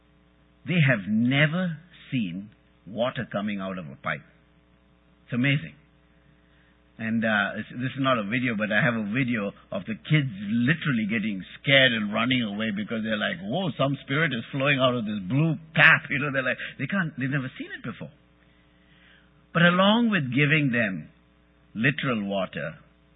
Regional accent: India; English is a second language; I'm Indian. I'm not American. I'm not an American citizen.

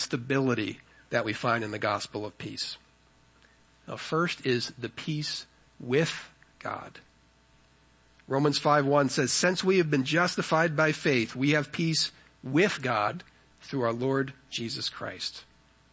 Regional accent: United States; being an American

